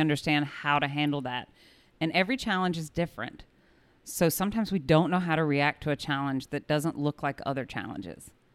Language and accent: English; Kokomo, Indiana, United States; moved away; also born or lived in South Carolina; I grew up in Kokomo, Indiana, and lived a very suburban, leave it to Beaver Life